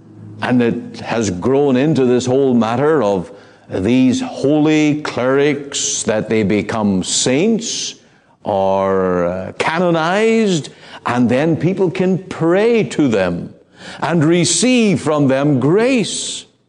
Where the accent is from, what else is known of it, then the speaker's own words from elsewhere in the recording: Ireland; Now, I come from Ireland, and it's a very Roman Catholic country, much of it.